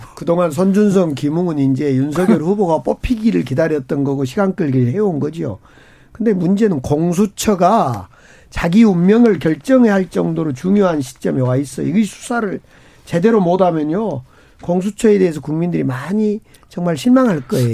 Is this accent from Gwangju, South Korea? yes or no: yes; Gwangju, South Korea; 광주, 이제 저희 광주 출신이고